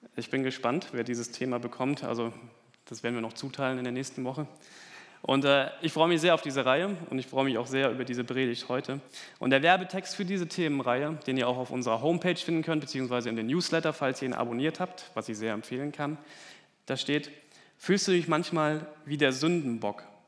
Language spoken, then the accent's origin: German; Germany; bei uns in Deutschland